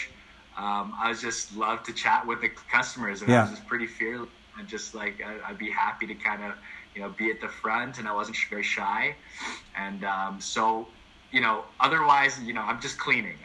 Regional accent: Calgary, Alberta, Canada; I was born and raised in Sunnyside back when there was low-income housing in Sunnyside.

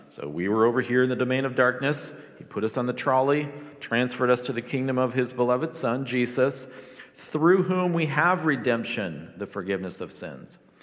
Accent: Philippines; moved away; I grew up in the Philippines

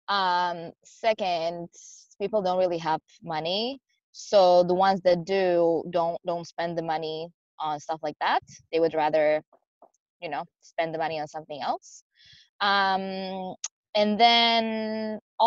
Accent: Croatia; moved away as an adult; also born or lived in Spain; now in Seattle, United States; I'm originally from Croatia, but I lived in Spain prior to coming here.

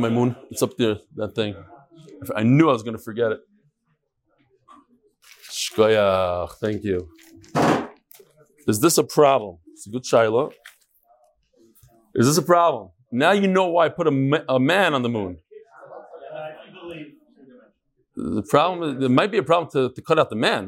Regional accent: New York, United States; moved away as an adult; now in Chicago, United States; I'm from New York. Most of my life, my childhood, I spent in New York.

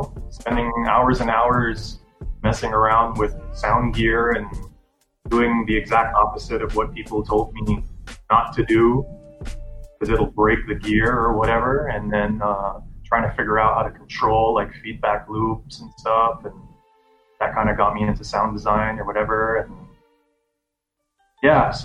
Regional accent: Jakarta, Indonesia; moved away; I was born and I grew up in Indonesia. And when I was 8 years old, we moved to the capital, Jakarta

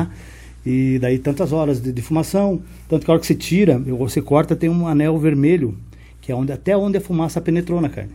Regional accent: Paraná, Brazil; eu sou aqui do, do Paraná

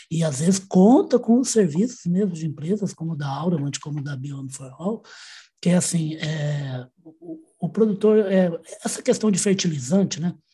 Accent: Minas Gerais, Brazil; eu já sou mineiro

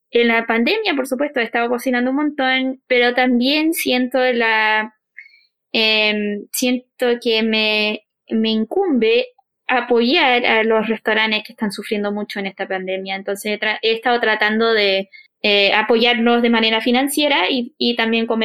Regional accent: Chile; quizás lo alejado que somos los chilenos de Centroamérica.

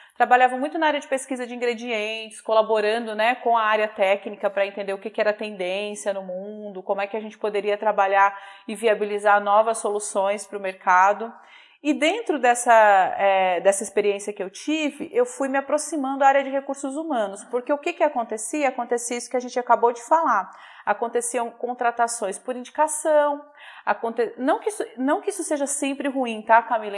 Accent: Minas Gerais, Brazil; eu sou mineira

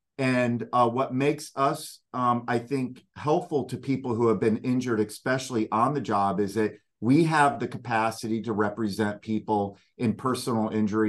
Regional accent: Delray Beach, Florida, United States; I am from Florida. I'm a Florida native. My dad actually was born in Delray Beach, which is down in Palm Beach County. I myself was born there, and I spent most of my time in Palm Beach County.

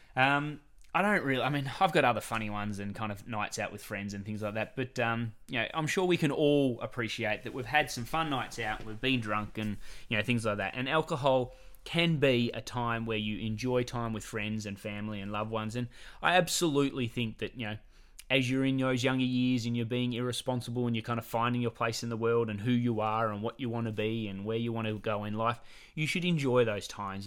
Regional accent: Australia; we're coming over from Australia

